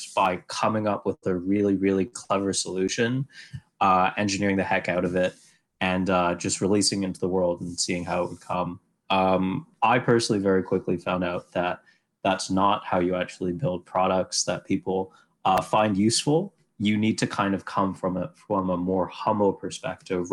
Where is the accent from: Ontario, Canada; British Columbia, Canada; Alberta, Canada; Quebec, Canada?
British Columbia, Canada; Vancouver; moved away as an adult; now in Montreal, Canada; I went to school here in the beautiful city of Montreal, but I'm from Vancouver originally.